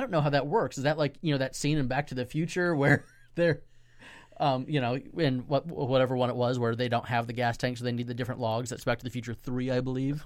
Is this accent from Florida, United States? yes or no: yes; Central Florida, United States; We're revitalizing a church in my hometown